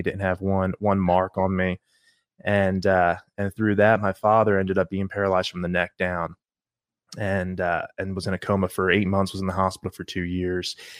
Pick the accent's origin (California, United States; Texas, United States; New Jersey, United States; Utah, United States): New Jersey, United States; now in Lexington, United States; I grew up in South Jersey, grew up in church